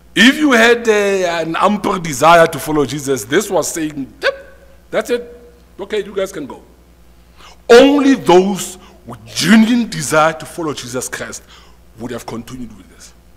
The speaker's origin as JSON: {"language": "English", "country": "South Africa", "said": "as a South African"}